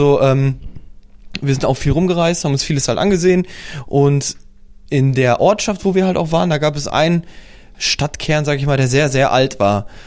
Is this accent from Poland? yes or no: yes; Poland; German is a second language; Zum Beispiel sagt man zu Auto Auto in Polen, also in dem Bereich, wo ich herkomme.